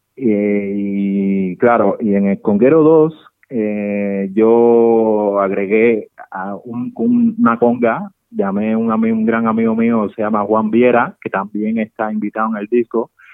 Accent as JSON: {"language": "Spanish", "town": "Santa Clara", "region": "Villa Clara", "country": "Cuba", "tie": "born or raised there", "also_born_or_lived": "Havana, Cuba", "moved": "as an adult", "lives_now": "Madrid, Spain", "said": "es el barrio donde la ciudad donde yo nací, en Cuba, pertenece, está en el centro de Cuba, pertenece a Santa Clara, Villa Clara."}